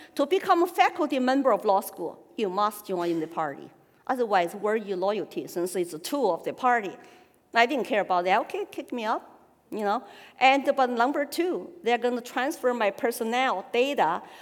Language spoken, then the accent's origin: English; Sichuan, China; accent: Sichuan dialect; English is a second language; moved away as an adult; also born or lived in Austin, Texas / Colorado / Hong Kong; now in New Hampshire, United States; talking our Sichuan dialect, it's okay. It's not Mandarin